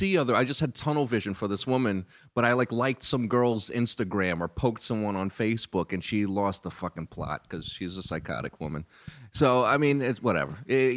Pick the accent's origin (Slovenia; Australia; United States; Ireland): United States; New York; I grew up in New York in the late 70s and early 80s